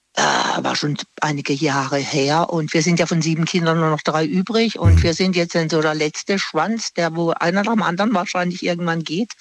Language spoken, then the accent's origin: German; Singen, Baden-Württemberg, Germany; moved away; Ich komme ja aus dem Bodenseegebiet von Singen und meine Verwandtschaft wohnt noch unten